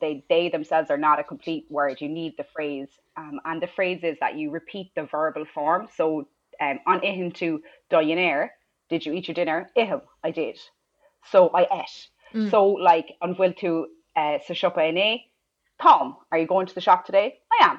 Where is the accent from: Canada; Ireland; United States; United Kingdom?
Ireland